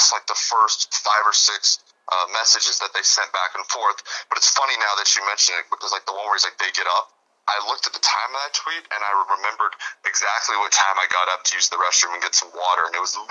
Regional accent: Chicago, Illinois, United States; moved away as an adult; also born or lived in Phoenix area, Arizona; now in Arizona, United States; My family's from Chicago. I'm from Chicago

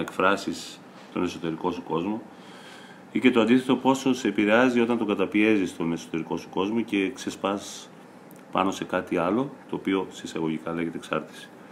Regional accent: Kavala, Eastern Macedonia and Thrace, Greece; βρέθηκα στην πόλη μου ξανά στην Καβάλα

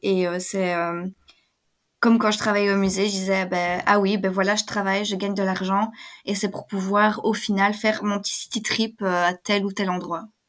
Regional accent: Belgium; je suis belge

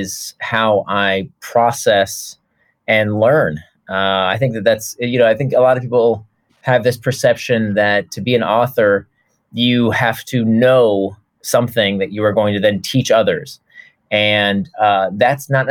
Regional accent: Orlando, Florida, United States; moved away; I choose not to live there anymore. Nothing against Orlando. But, you know, when you grow up there

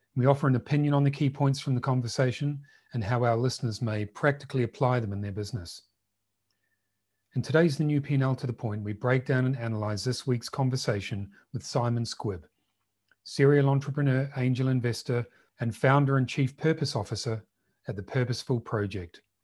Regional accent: New Zealand; accent: New Zealand; most of you can tell from my accent, I'm from Aotearoa, New Zealand.

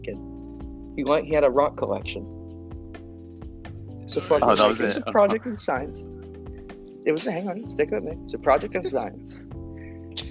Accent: United States; I am American

